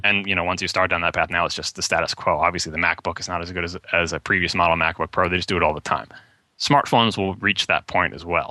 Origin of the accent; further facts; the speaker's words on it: Long Island, New York, United States; accent: Long Island; I grew up on Long Island